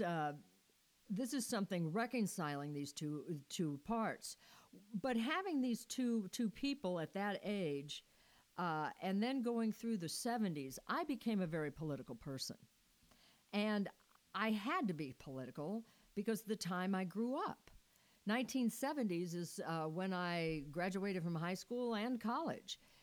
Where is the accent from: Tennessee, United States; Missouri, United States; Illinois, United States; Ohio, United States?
Missouri, United States; moved away as an adult; I was I was born and raised in Missouri, but as soon as I got old enough, I knew I had to leave Missouri